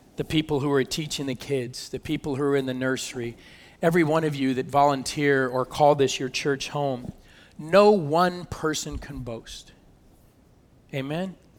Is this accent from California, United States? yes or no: yes; California, United States; moved away as an adult; also born or lived in Michigan; I'm from California